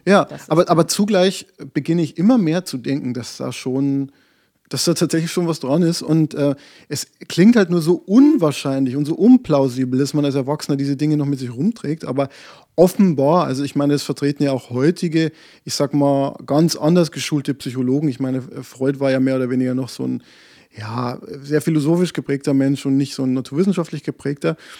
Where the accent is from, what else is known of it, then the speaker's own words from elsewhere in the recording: Bavaria, Germany; Ich komme aus Bayern